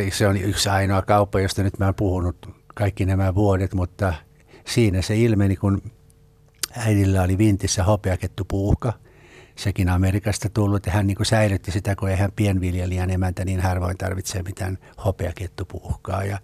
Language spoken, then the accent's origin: Finnish; Karelia, Finland; accent: Karelian; mä puhuin Karjalan murretta